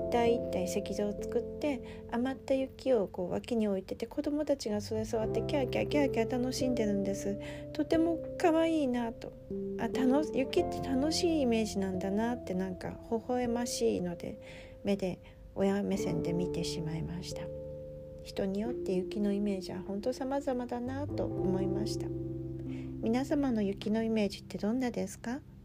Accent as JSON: {"language": "Japanese", "region": "Aomori", "country": "Japan", "tie": "born or raised there", "moved": "as an adult", "said": "五年半前まで青森県青森市で生まれ育ち、長くそちらに住んでおりました"}